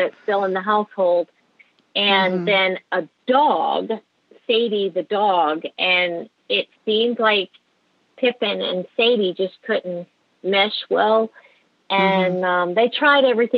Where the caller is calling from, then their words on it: Athens, Georgia, United States; I'm calling from Athens, Georgia.